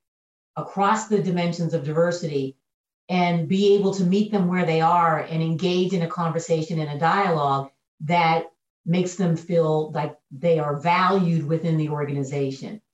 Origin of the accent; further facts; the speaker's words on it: Pennsylvania, United States; moved away as an adult; also born or lived in Kentucky; my home state of Pennsylvania